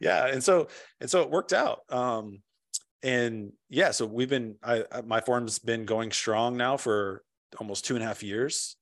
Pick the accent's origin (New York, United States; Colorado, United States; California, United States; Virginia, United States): California, United States; also born or lived in Washington, D.C.; now in Nashville, United States; I'm originally from California.